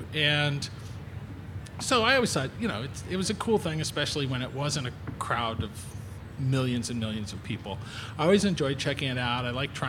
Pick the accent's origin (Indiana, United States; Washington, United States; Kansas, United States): Kansas, United States; Wichita; now in Chicago, United States; I'm from Wichita, Kansas, which probably had, 400,000 people or something when I lived there.